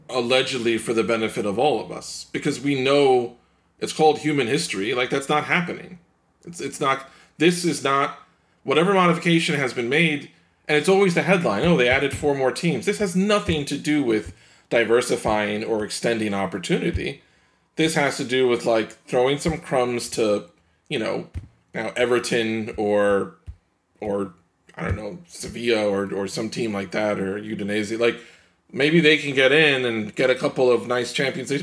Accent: New York, United States; as a New Yorker

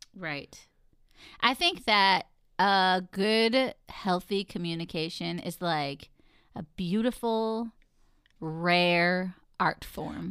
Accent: Texas, United States; now in Mid-Atlantic, United States; I'm from Texas

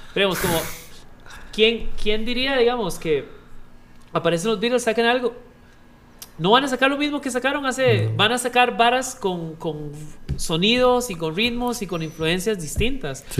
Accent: Costa Rica; como ticos

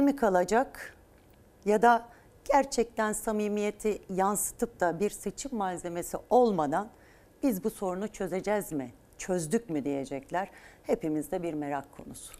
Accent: Turkey; Biz Türkiye Cumhuriyeti'nde doğduk. Burası memleketimiz, ülkemiz

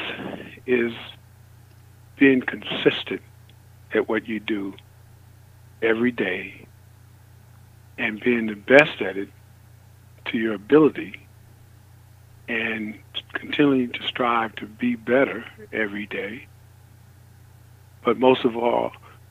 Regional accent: Chicago, Illinois, United States; moved away; I come from Chicago, Illinois. I grew up in a family where mom was not married to our father all the time

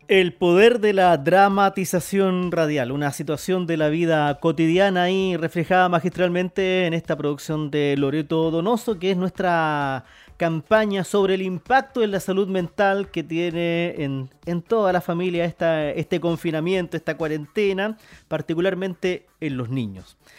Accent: Chile

